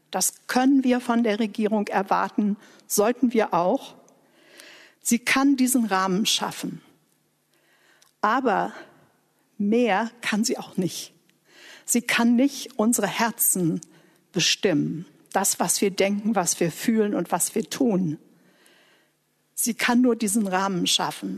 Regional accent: Germany; ich Deutsche war mit der deutschen Geschichte

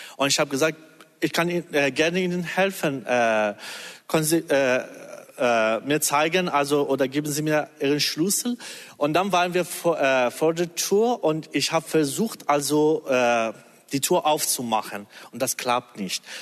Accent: Iran; German is a second language; now in Germany; wir als Iraner

